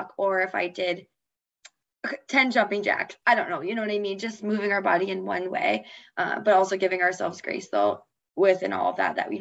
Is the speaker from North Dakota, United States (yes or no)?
yes; Fargo, North Dakota, United States; when I'm back at in my hometown and like in Fargo